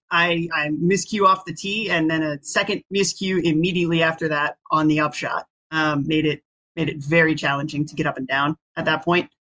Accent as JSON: {"language": "English", "region": "Virginia", "country": "United States", "tie": "born or raised there"}